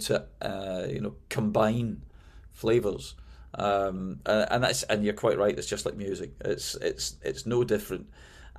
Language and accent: English; Glasgow, Scotland, United Kingdom; moved away as an adult; also born or lived in London; now in United States; I moved from Glasgow, my hometown, to London.